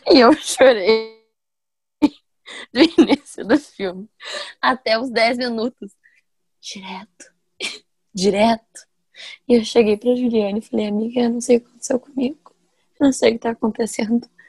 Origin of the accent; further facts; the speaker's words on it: Ivaté, Paraná, Brazil; accent: interior; moved away; Não pra cá, mas pra Ivati. Por isso que eu tenho às vezes um sotaquezinho do interior